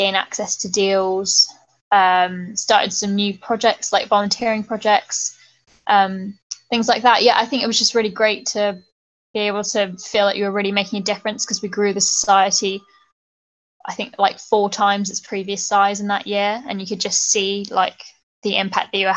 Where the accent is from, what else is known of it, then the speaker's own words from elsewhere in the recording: Bristol, South West England, United Kingdom; now in London, United Kingdom; I'm from Bristol, and I think the culture of Bristol is really kind of pro-environment